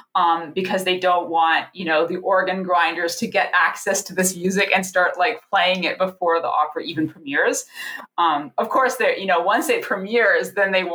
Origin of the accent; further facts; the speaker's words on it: Niagara region, Ontario, Canada; I grew up in the Niagara region. So it was sort of a trek to go to Toronto to see a show